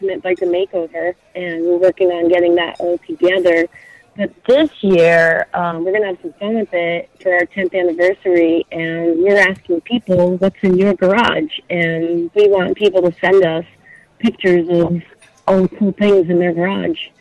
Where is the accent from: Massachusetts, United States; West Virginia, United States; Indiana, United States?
Massachusetts, United States; moved away; I grew up in Massachusetts